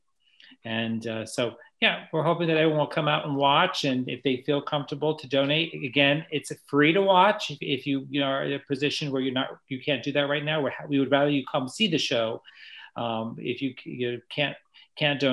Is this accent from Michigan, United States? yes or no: no; New York, United States; moved away; I'm from New York originally